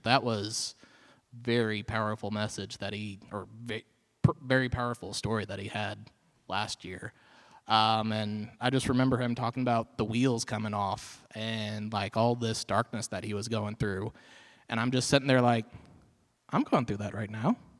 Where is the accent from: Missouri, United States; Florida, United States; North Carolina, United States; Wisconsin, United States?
Missouri, United States; Marshfield; I am from Marshfield, grew up in this area.